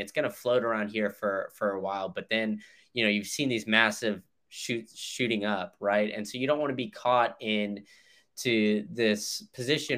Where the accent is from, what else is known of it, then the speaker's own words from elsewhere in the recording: Chicago, Illinois, United States; moved away; also born or lived in Austin / Memphis; I was born in Chicago